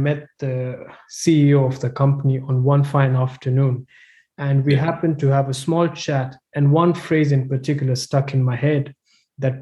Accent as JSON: {"language": "English", "region": "Nairobi", "country": "Kenya", "tie": "born or raised there", "also_born_or_lived": "South Africa", "moved": "as an adult", "said": "I'm from Nairobi, Kenya, born and bred Kenyan."}